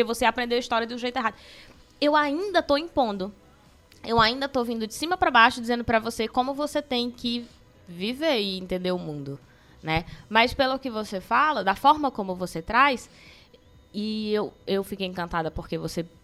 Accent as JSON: {"language": "Portuguese", "town": "Belém", "region": "Pará", "country": "Brazil", "tie": "born there", "lives_now": "Ceará, Brazil", "said": "Eu nem sou cidadã de Belém do Pará, hoje eu sou cidadã cearense. Uhum. Por quê? Porque voto aqui, porque construo minha cidadania aqui, porque reconheço o Juazeiro, conheço a história do Cariri"}